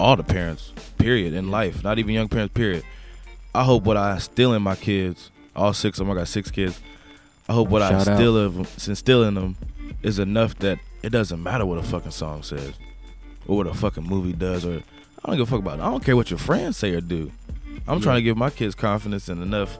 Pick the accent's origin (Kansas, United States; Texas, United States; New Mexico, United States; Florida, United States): Kansas, United States; also born or lived in Inglewood, California; I was born in Inglewood, actually. And then I stayed out there for a few months, maybe even up to a year. And I moved back to Kansas with my mom and my dad.